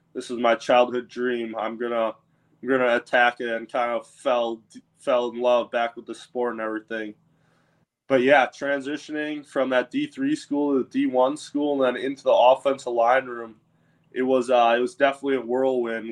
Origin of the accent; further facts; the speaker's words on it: Wisconsin, United States; moved away as an adult; now in Tampa Bay, United States; being in Wisconsin, growing up in Wisconsin